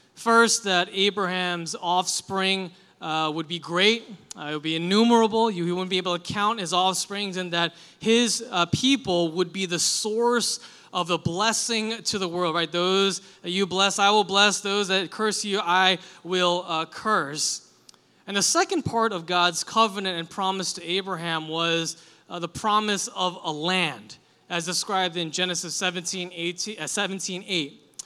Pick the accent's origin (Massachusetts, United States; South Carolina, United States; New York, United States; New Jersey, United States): New York, United States; New York City; I grew up in Queens